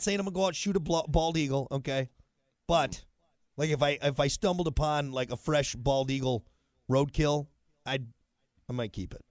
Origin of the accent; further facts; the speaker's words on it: United States; As an American